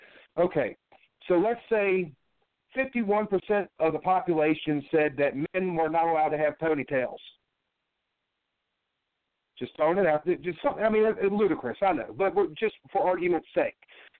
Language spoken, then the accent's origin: English; California, United States; born there; but I was born in the Pendleton Hospital.